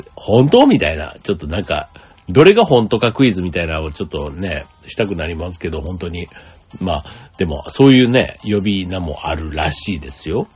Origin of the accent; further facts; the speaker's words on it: Kansai, Japan; accent: Kansai-ben; moved away as an adult; now in Kanto, Japan; 僕関西出身だと